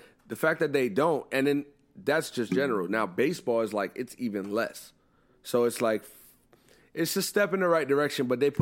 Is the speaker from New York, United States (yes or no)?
no; Pennsylvania, United States; Philly because that's my home state.